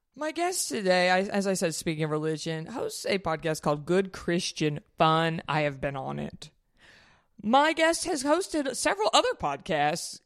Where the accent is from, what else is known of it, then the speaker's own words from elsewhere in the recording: Dallas, Texas, United States; I grew up in Dallas